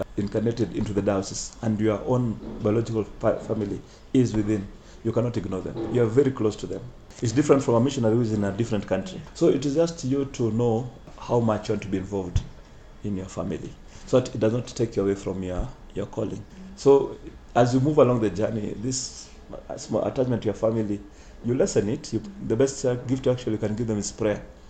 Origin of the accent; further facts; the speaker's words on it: Siaya, Siaya County, Kenya; now in Nairobi, Kenya; I come from Siaya.